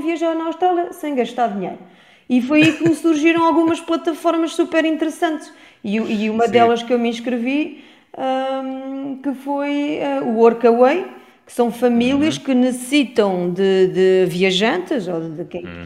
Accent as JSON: {"language": "Portuguese", "country": "France", "tie": "born or raised there", "also_born_or_lived": "Vieira de Leiria, Portugal", "moved": "yes", "said": "eu, como nasci em França"}